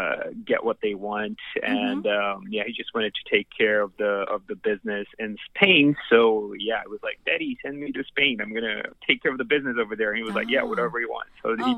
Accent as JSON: {"language": "English", "country": "Brazil", "tie": "born or raised there", "first_language": "Portuguese", "second_language": "English", "said": "I was born in Brazil."}